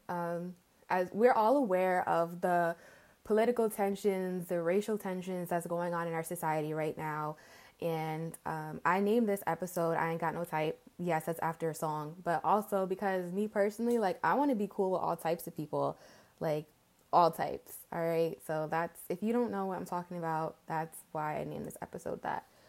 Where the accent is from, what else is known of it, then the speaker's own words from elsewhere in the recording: outside New York City, New York tri-state area, United States; also born or lived in Englewood / North Carolina; I'm born and raised in the New York, what is it called? Tri state area? Whatever. Outside of New York City.